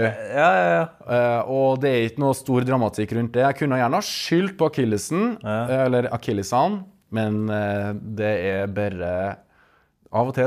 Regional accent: Verdal, Trøndelag, Norway; moved away as an adult; now in Stavanger, Norway; jeg er fra Verdalen. Og med det kan jeg stolt kalle meg verdaling, sjøl om jeg har bodd i Stavanger i over 15 år. … og for nye og gamle lyttere så er jeg altså, en av to trønderske halvdeler

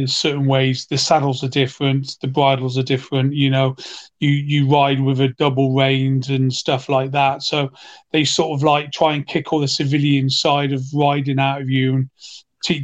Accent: Cheltenham, South West England, United Kingdom; moved away as an adult; I was born and bred in Cheltenham

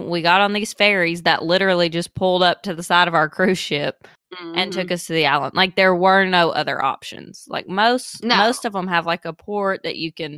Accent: Arkansas, United States; We're from Arkansas

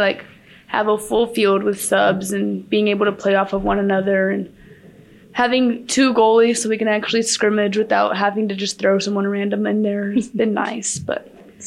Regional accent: Amarillo, Texas, United States; I'm from Amarillo, Texas

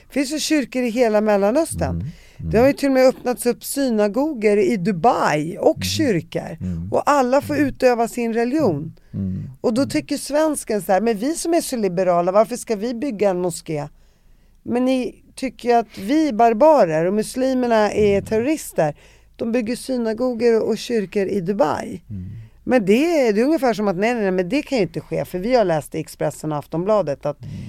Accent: Damascus, Syria; born or raised there

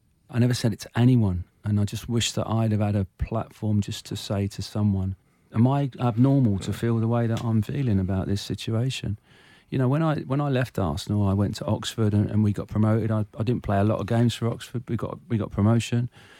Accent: Munster, Ireland; Yeah, I mean, I'm Irish. So it's really strange. So I used to go back home to Ireland every summer. Mm. We had a farm in Ireland in County Clare. 100% my blood is Irish.

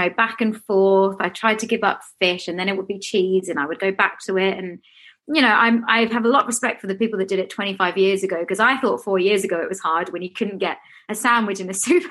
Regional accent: Australia; now in London, United Kingdom; I grew up in Australia

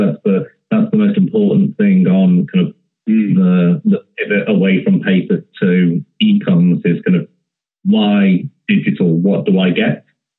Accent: the Northwest, North West England, United Kingdom; I'm from the Northwest, as you can tell from my voice

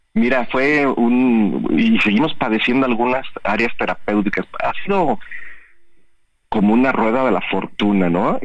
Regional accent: Mexico; nosotros eh, como cultura mexicana

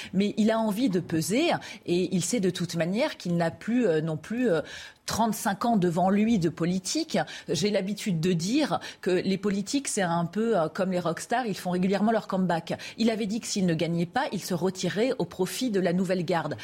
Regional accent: Paris, Île-de-France, France; en tant que parisienne, chauvine

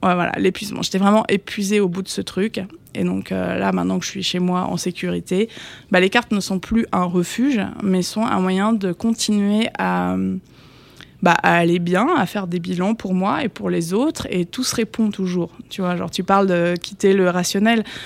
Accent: Le Havre, Normandy, France; moved away as an adult; also born or lived in Paris region; now in Paris, France; je suis normande

